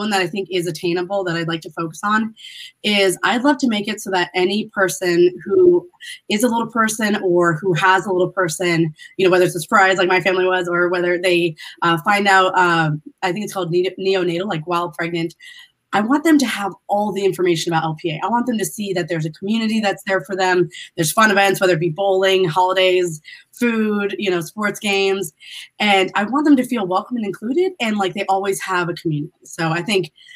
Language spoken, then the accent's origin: English; San Francisco, California, United States; I was born in San Francisco, California